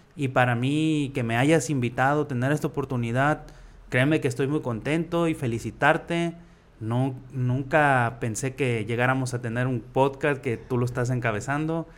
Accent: San Vicente, Nayarit, Mexico; moved away as an adult; also born or lived in Tuxpan, Nayarit / Los Angeles, California; now in Tepic, Mexico; Yo soy de ahí de San Vicente, municipio de Rosa Morada.

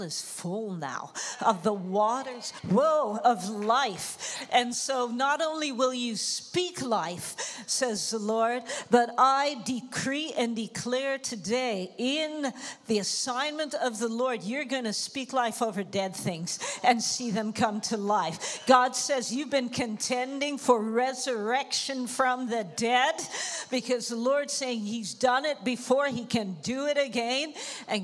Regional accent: Toronto, Ontario, Canada; moved away as an adult; also born or lived in Jamaica; now in Amsterdam, Netherlands; my family moved to Toronto in Canada. And so that's where I grew up

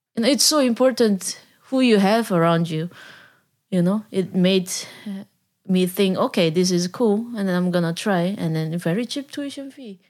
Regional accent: South Korea; English is a second language; moved away as an adult; now in Netherlands; I'm from South Korea. I came to the Netherlands eight years ago

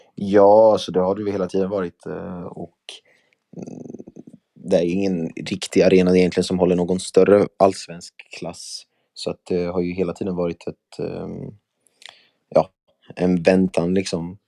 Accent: Värnamo, Jönköping County, Sweden; moved away as an adult; now in Skåne, Sweden; har min uppväxt också i Värnamo

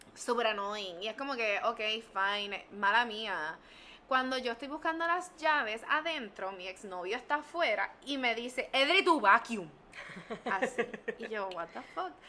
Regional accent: San Juan, Puerto Rico; Ahora estoy en la 65 Infantería de San Juan

